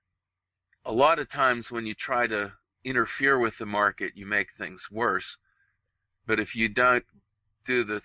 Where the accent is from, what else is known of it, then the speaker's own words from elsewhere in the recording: Pittsburgh, Pennsylvania, United States; I'm from Pittsburgh